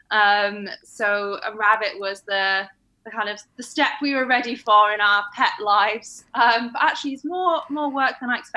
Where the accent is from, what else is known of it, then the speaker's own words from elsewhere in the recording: Manchester, North West England, United Kingdom; Yeah, I don't sound like I'm from London, but I don't necessarily sound like I'm from Manchester anymore either.